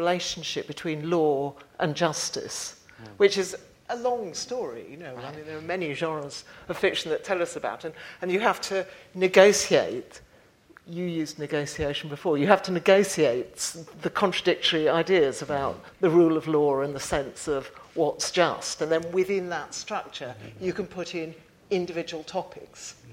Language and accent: English; United Kingdom